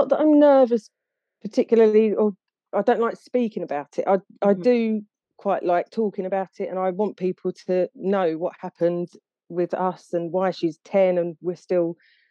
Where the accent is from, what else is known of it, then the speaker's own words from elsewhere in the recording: Essex, East of England, United Kingdom; accent: Essex; Well, I'm from Essex, so it's a slightly different accent.